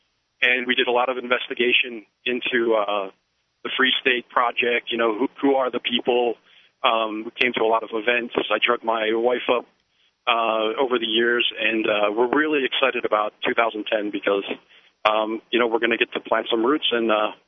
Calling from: Connecticut, United States; I'm calling from Connecticut. I'm racing back to beat a snowstorm in Philadelphia.

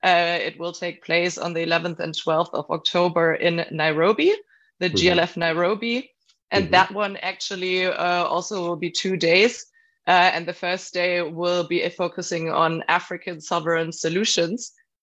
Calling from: Cologne, North Rhine-Westphalia, Germany; I'm joining today from Cologne, Germany

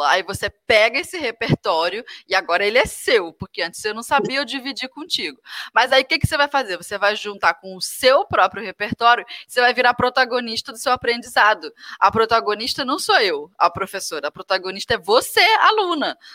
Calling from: Porto Alegre, Rio Grande do Sul, Brazil; Sou de Porto Alegre, Rio Grande do Sul.

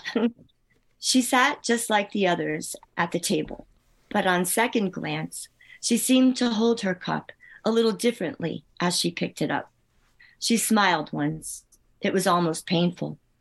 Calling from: Northfield, New Jersey, United States; I'm calling from Northfield, New Jersey

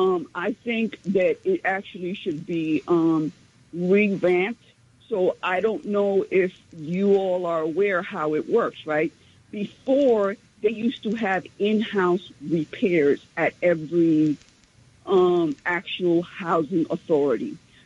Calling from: New York, United States; from Central Harlem.

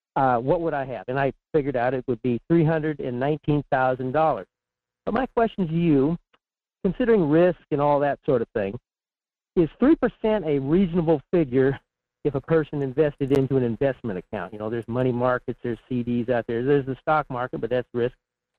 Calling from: Fairbanks, Alaska, United States; in Fairbanks.

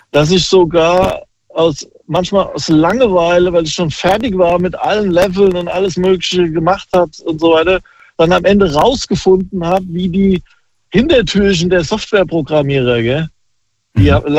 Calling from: Großkrotzenburg, Hesse, Germany; Hi, ich bin aus Großkrotzenburg.

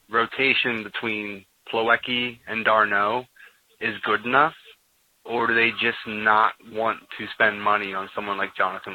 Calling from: Harrisburg, Pennsylvania, United States; I'm actually calling from Harrisburg, Pennsylvania.

